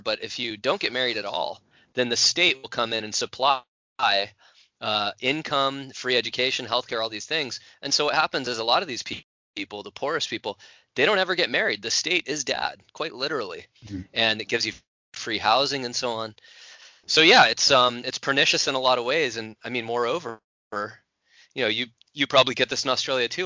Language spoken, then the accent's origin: English; California, United States; the state of California, my home state.